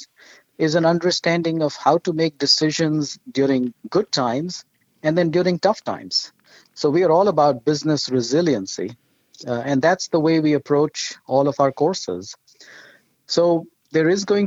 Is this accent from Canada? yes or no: no; India; moved away; my wife and I grew up in India